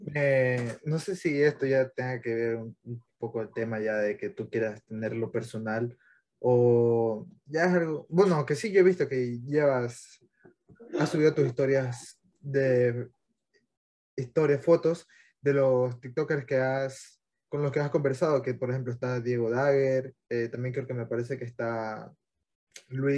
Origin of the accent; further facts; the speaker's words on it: Manta, Manabí, Ecuador; yo también soy de Manta